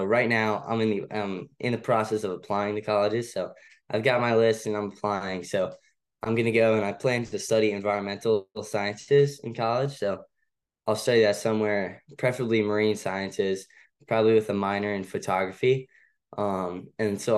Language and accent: English; Annapolis, Maryland, United States; I kind of grew up around the water. I'm from Annapolis. So I would say it's kind of hard to grow up around here